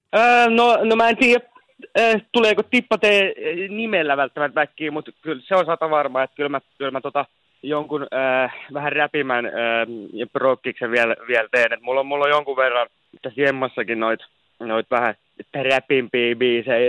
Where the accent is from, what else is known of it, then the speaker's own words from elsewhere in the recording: Turku, Southwest Finland, Finland; moved away as an adult; now in Helsinki, Finland; se on mun kotikaupunki. Se on aina mun sydämessä